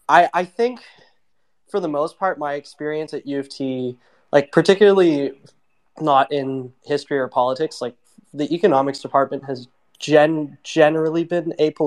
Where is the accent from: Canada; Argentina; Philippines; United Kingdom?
Canada; Toronto, Ontario; I'm a student from Toronto